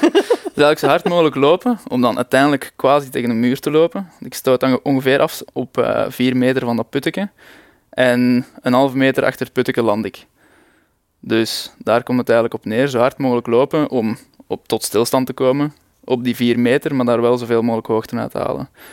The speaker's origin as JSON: {"language": "Dutch", "town": "Leuven", "region": "Flanders", "country": "Belgium", "said": "Ik kom uit Leuven"}